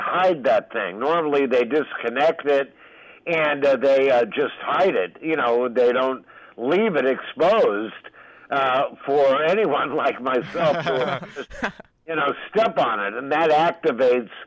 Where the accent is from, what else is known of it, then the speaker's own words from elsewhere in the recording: West Coast, United States; now in New York City, United States; I was from the West Coast